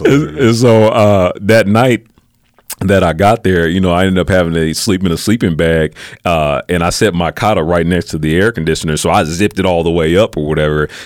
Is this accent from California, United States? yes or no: no; Peoria, Illinois, United States; I'm from Peoria, Illinois, uh, so it's about uh, an hour and a half, two hours outside of Chicago